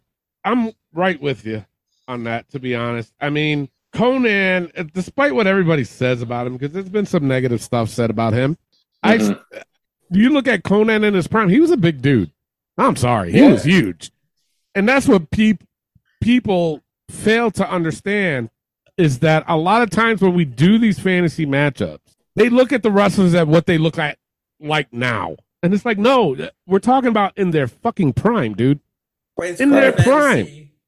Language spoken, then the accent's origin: English; New York, United States; accent: New York; I'm from New York, okay? And I do run a podcast, and 9 times out of 10, you don't hear that New York accent out of me. You know what I'm saying? I had a nasty New York accent.